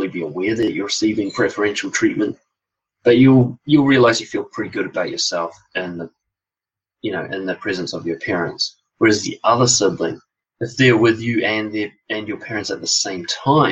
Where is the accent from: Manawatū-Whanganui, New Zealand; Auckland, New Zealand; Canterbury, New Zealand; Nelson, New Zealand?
Auckland, New Zealand; born and raised in West Auckland, well, raised there anyway